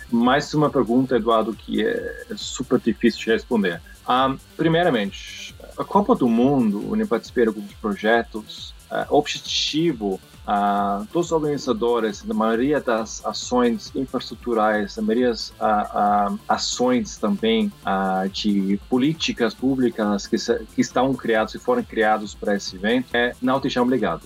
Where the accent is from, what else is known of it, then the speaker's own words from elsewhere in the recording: Austria; Portuguese is a second language; moved away as an adult; now in Brazil; eu sou estrangeiro, eu sou austríaco, ah, mas estou aqui já 10 anos